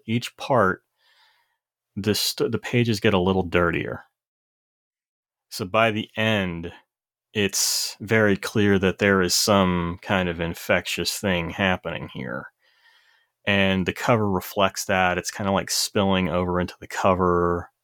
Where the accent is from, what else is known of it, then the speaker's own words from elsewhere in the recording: Corbin, Kentucky, United States; moved away; I grew up in Corbin, Kentucky